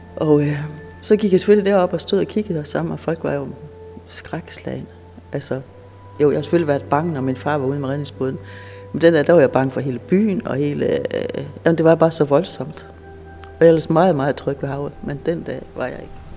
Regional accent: Lønstrup, North Denmark Region, Denmark; mit barndomshjem, det er lige over for, hvor alle folk stod og kiggede

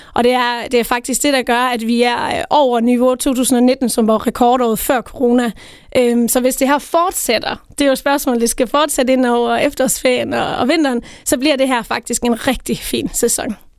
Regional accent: Tinglev, Southern Denmark, Denmark; jeg kommer selv ned fra Tinglev, Tinglef

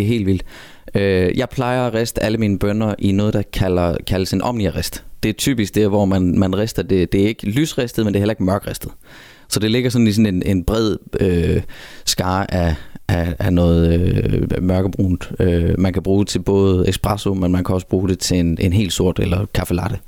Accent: Southern Jutland, Southern Denmark, Denmark; Jeg kommer helt nede fra det kolde syd, helt ned omkring grænsen ved, øh, Kruså og Græsteen og alt dernede.

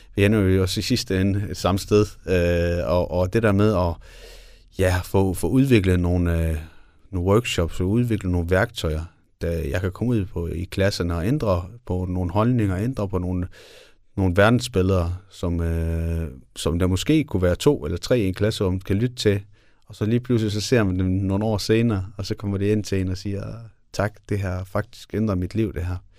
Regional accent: Denmark; jeg er også født og opvokset i Danmark

